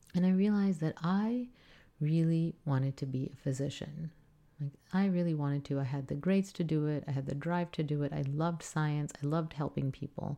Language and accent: English; South Texas, United States; as I grew up in South Texas, which is primary, primarily Hispanic